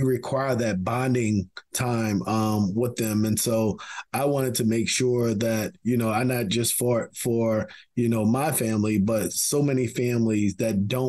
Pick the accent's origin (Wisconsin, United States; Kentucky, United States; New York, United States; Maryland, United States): Maryland, United States; Baltimore; grew up in West Baltimore, like I said, all my life, right down the street from you, off of Edna Whitelock Street.